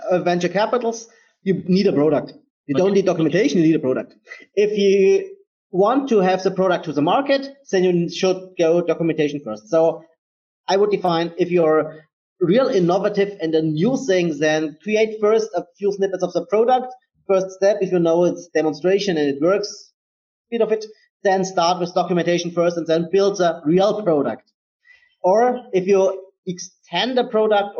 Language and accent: English; Germany; I am from Germany